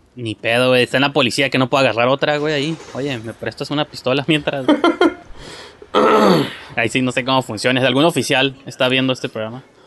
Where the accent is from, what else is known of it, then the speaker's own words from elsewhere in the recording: Tijuana, Baja California, Mexico; somos de Tijuana